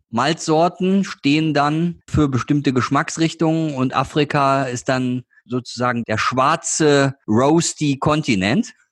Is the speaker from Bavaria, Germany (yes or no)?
no; Duisburg, North Rhine-Westphalia, Germany; Also muss man nicht sagen, weiß jeder, ich bin Duisburger.